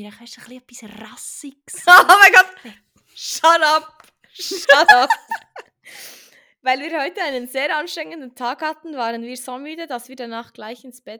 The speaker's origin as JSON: {"language": "German", "region": "Bern", "country": "Switzerland", "tie": "born or raised there", "said": "Ja, ich bin in Bern aufgewachsen. Den Akzent bringe ich nicht ganz heraus. Das ist mir auch nicht so wichtig. Ich liebe meine Heimat."}